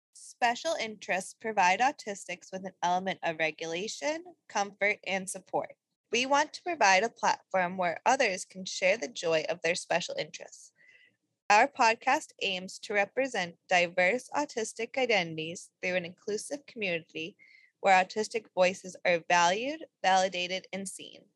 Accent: New England, United States; growing up in New England

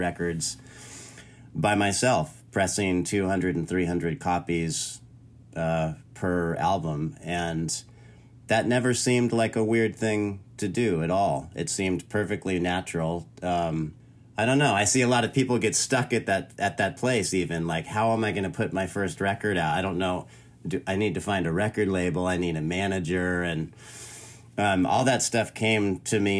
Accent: Orange County, Southern California, United States; moved away as an adult; also born or lived in Santa Barbara, California / San Francisco, California; now in North Carolina, United States; I grew up in Southern California. In Orange County.

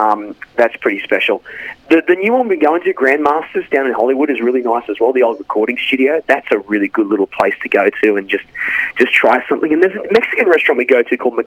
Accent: Australia; moved away as an adult; now in Los Angeles, United States; as an Australian

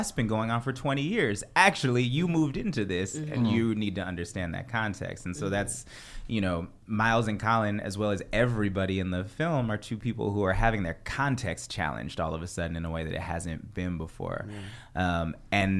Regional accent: Bay Area, California, United States; born or raised there; also born or lived in Providence

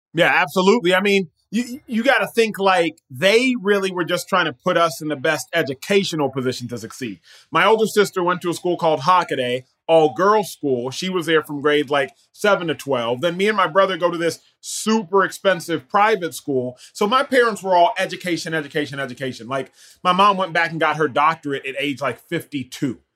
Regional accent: Dallas, Texas, United States; I was born and raised in Dallas, Texas

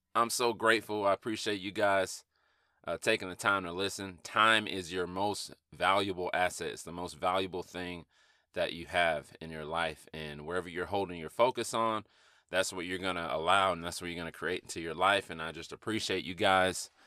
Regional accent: Atlanta, Georgia, United States; growing up in Atlanta, in inner city Atlanta

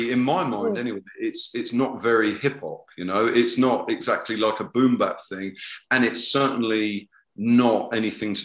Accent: Southampton, South East England, United Kingdom; moved away; also born or lived in Brighton; my hometown of Southampton

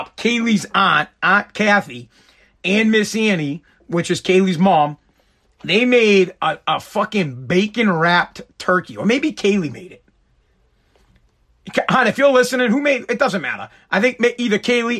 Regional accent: Massachusetts, United States; I'm from Massachusetts.

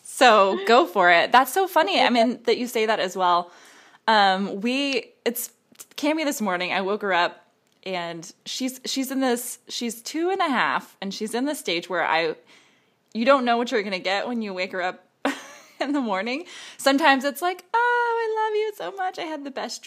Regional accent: Texas, United States; growing up in Texas, I was part of 4-H

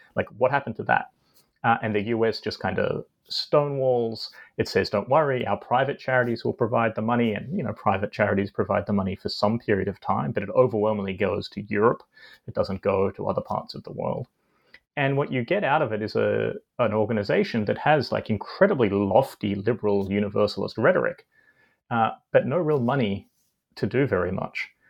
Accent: Australia; I grew up in Australia um, and did my undergraduate studies there

